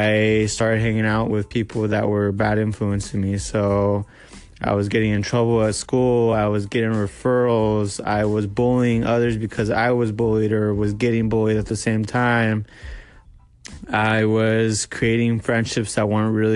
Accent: Medford, Oregon, United States; I am from Medford, Oregon

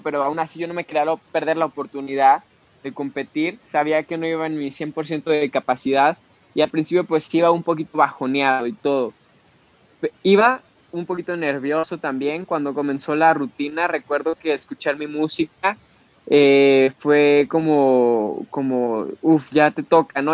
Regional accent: Mexico; como mexicanos

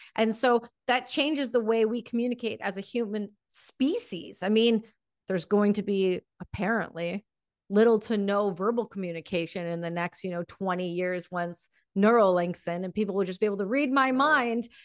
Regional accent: Canada; I'm from Canada

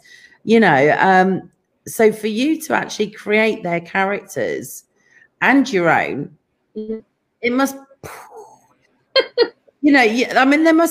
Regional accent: England, United Kingdom; now in California, United States; I'm from England

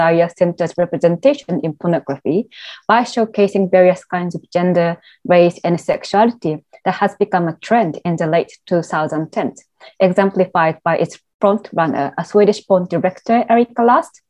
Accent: Tokyo, Japan; moved away as an adult; now in London, United Kingdom; having born and raised in Tokyo

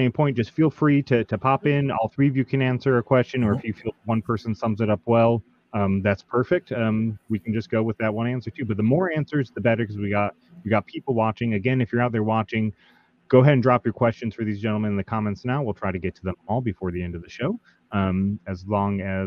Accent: Atlanta, Georgia, United States; my hometown of Atlanta

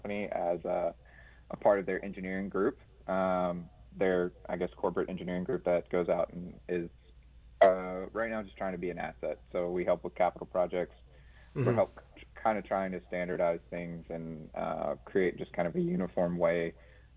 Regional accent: Hammond, Louisiana, United States; moved away as an adult; now in Charlotte, United States; I grew up around Hammond, the Hammond area

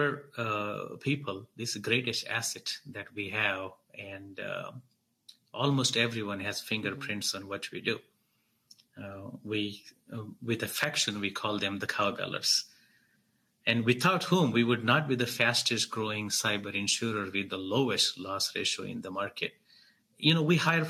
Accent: Mumbai, Maharashtra, India; moved away as an adult; also born or lived in New York, United States; now in San Francisco Bay Area, United States; After migrating from Mumbai to New York while I was 18, I moved to Bay Area from New York

